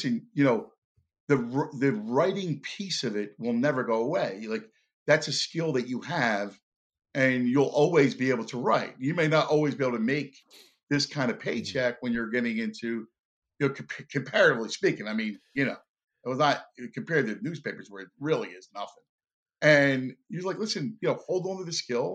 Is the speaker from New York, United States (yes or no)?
no; Philadelphia, Pennsylvania, United States; I'm from Philly